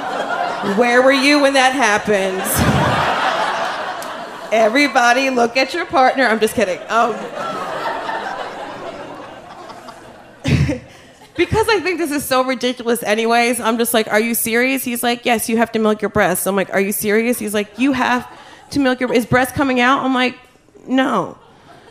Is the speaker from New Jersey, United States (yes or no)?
yes; New Jersey, United States; I'm from Jersey